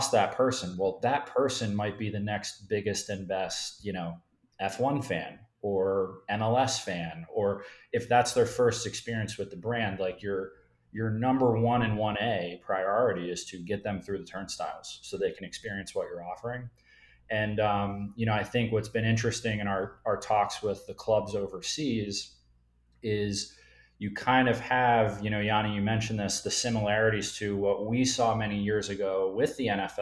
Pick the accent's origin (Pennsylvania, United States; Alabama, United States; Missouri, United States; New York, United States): Pennsylvania, United States; Philadelphia; I'm from Philadelphia.